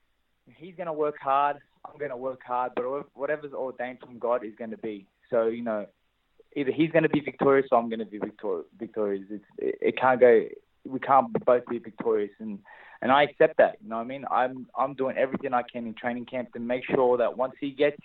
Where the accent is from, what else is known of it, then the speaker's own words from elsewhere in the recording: Australia; my hometown of Australia